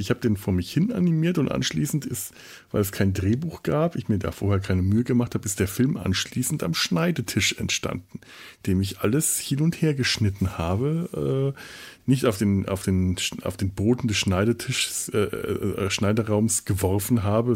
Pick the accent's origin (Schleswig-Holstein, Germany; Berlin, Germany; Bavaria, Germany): Bavaria, Germany; Franconia; bei uns in Franken